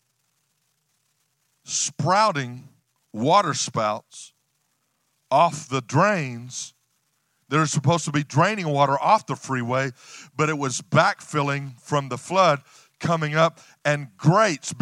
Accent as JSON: {"language": "English", "region": "West Texas", "country": "United States", "said": "I'm from West Texas, a ranching family"}